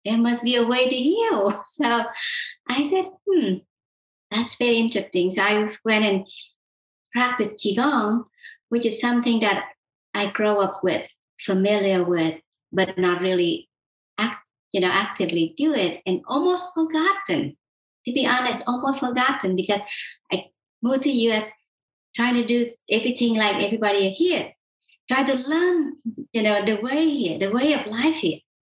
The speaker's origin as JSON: {"language": "English", "region": "South Vietnam", "country": "Vietnam", "tie": "born or raised there", "moved": "yes", "said": "I was born and raised in South Vietnam"}